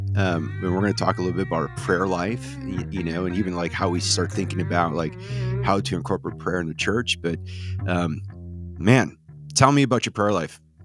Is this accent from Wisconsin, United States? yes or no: yes; Wisconsin, United States; I grew up in Redneck, Wisconsin.